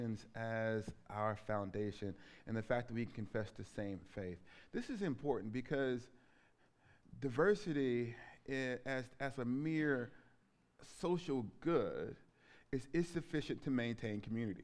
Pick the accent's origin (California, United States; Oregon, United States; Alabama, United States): Alabama, United States; moved away as an adult; also born or lived in Scotland; I grew up in Alabama in the shadow of Jim Crow